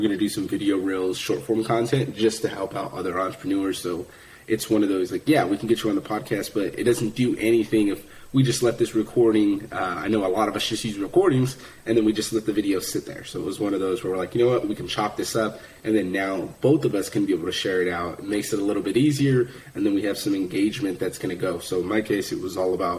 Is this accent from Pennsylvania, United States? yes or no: no; Fresno, California, United States; moved away as an adult; I'm from Fresno, California originally, and kind of had a tough upbringing